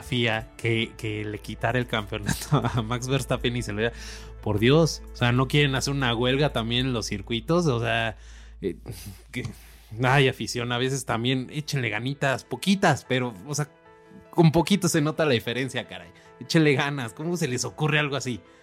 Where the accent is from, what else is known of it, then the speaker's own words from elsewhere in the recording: Mexico; como mexicanos